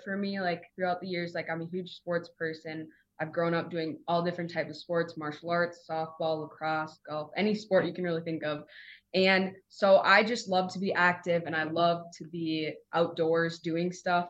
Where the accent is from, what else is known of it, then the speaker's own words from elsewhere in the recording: Minneapolis, Minnesota, United States; also born or lived in Ethiopia; I am from Minneapolis, Minnesota, and I'm originally adopted from Ethiopia when I was 3 and moved to Minnesota. I've been living there since